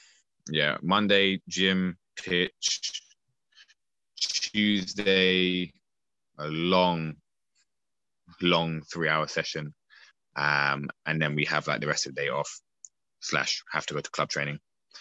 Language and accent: English; Streatham, London, United Kingdom; See, I'm from Southwest London, Streatham, and I was moving back from New Malden to Streatham.